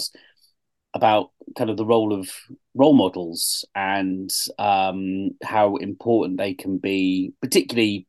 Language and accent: English; Dorset, South West England, United Kingdom; moved away; I grew up in Dorset.